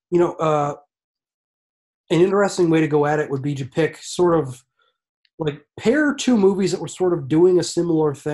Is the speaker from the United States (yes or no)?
no; Ireland; All the time. I'm Irish, man.